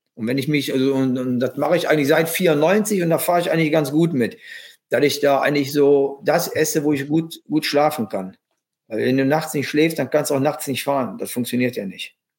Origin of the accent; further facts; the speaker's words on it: Germany; als Deutscher